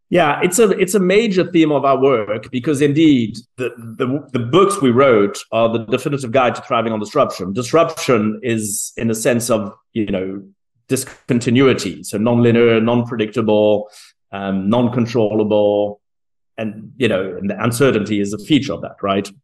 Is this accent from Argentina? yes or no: no; South Africa; I was born in South Africa